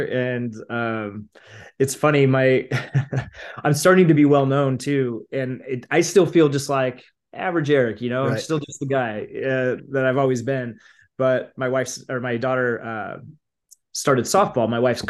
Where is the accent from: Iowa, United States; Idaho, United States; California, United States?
Idaho, United States; now in Boise, United States; I grew up in Northern Idaho. I now live in Boise, but grew up in Idaho, kind of a smaller town